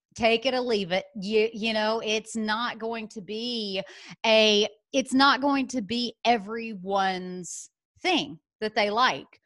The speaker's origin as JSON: {"language": "English", "town": "Birmingham", "region": "Alabama", "country": "United States", "tie": "born or raised there", "also_born_or_lived": "San Francisco", "moved": "as an adult", "said": "I was born in Birmingham, Alabama, went to school there, got my undergraduate degree"}